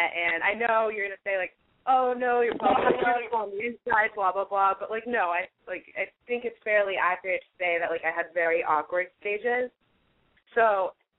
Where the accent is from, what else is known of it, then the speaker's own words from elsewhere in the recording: San Francisco, California, United States; moved away as an adult; now in Los Angeles, United States; I'm originally from San Francisco, but I'm going to school in Los Angeles at UCLA